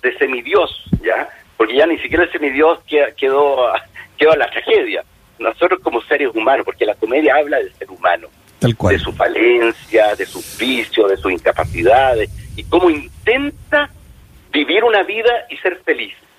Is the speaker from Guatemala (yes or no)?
no; Chile; nosotros como chilenos